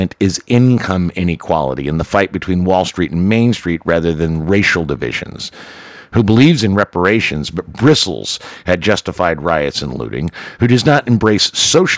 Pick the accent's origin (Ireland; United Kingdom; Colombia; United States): United States; the South; I'm Irish and born in the South